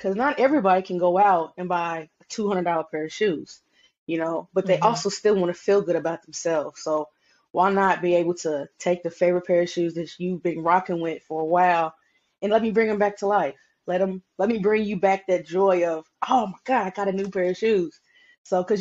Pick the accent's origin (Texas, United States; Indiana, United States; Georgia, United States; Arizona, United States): Indiana, United States; Indianapolis; I am from Indianapolis, Indiana.